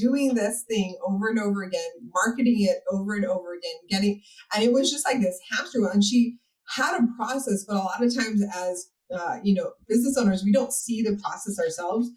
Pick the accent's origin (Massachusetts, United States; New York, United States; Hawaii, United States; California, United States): Hawaii, United States; moved away as an adult; now in Texas, United States; I'm actually originally from Hawaii, and that's where my business started. And then I moved out to Texas